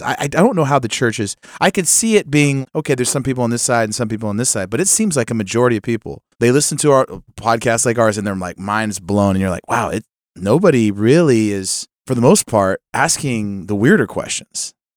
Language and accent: English; California, United States; moved away; I, I come from California. I, I visit there a lot